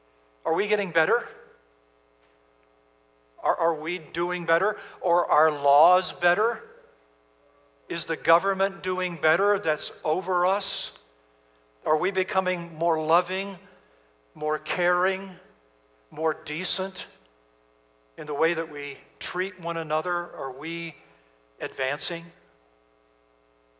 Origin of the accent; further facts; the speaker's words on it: Virginia, United States; moved away; We're from Virginia originally.